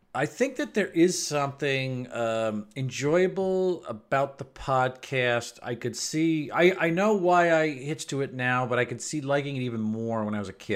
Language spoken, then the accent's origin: English; United States